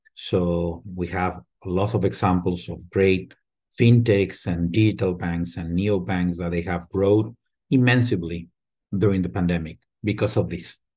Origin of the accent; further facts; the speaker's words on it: Torreón, Coahuila, Mexico; moved away as an adult; also born or lived in Mexico City; now in United States; I was born and raised in Mexico, in what it used to be a small town, now it's a large city, Torreon, Coahuila, and then we moved as a family to Mexico City and I spend a good portion of my life in Mexico City